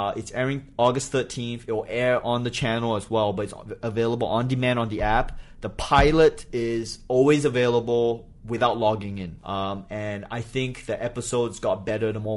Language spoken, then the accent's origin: English; Singapore; moved away as an adult; also born or lived in Malaysia / New Hampshire, United States / Australia; I grew up in Singapore